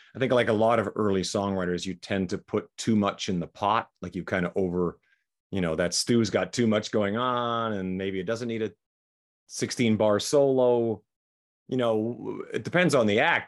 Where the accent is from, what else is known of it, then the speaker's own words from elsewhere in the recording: Saskatchewan, Canada; moved away as an adult; also born or lived in Vancouver; now in Las Vegas, United States; we grew up in Saskatchewan